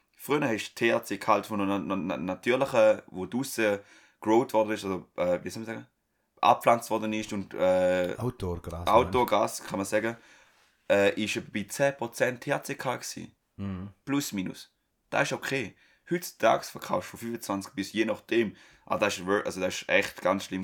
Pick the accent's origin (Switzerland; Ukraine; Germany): Switzerland; bei uns in der Schweiz